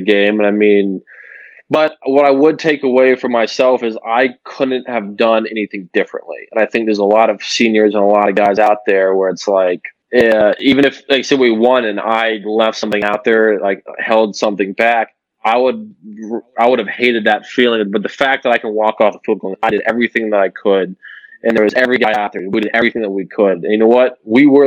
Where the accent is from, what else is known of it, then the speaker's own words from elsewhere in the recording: Delaware, Ohio, United States; moved away as an adult; now in Cincinnati, United States; a D3 school in my hometown of Delaware, Ohio